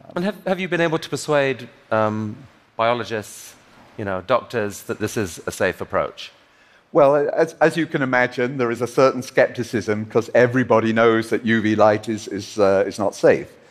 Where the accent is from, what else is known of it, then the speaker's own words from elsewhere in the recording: Liverpool, North West England, United Kingdom; his and my hometown of Liverpool